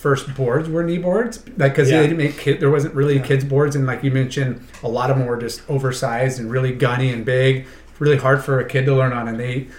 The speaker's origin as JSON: {"language": "English", "town": "Huntington Beach", "region": "California", "country": "United States", "tie": "born or raised there", "said": "growing up in Huntington"}